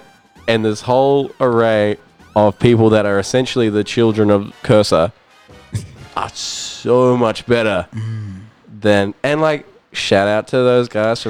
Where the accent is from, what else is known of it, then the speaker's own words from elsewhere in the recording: Auckland, New Zealand; now in Gold Coast, Australia; I live on the Gold Coast, but like, you know, I'm born and raised in Auckland.